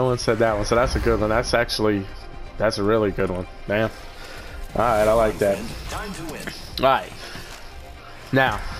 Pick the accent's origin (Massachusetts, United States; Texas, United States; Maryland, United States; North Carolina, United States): Texas, United States; over here representing Texas, baby